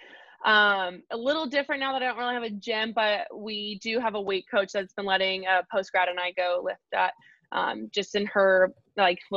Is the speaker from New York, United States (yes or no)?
no; Lubbock, Texas, United States; moved away; I went back to Lubbock, which is my hometown